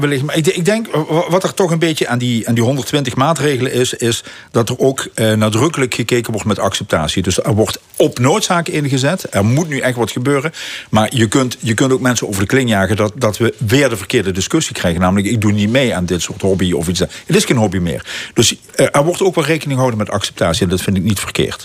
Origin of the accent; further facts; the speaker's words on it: Limburg, Netherlands; wij als Limburgers